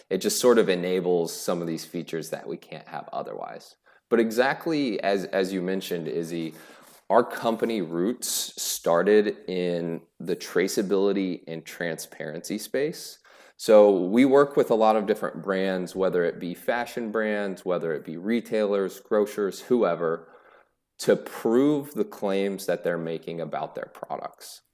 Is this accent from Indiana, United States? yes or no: yes; Greenfield, Indiana, United States; I was born and raised in a rural town in Indiana called Greenfield